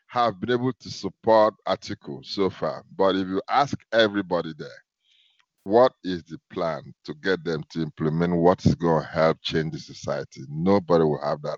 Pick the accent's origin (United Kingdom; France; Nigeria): Nigeria; Akwa Ibom; now in Atlanta, United States; I'm from Akwa Ibom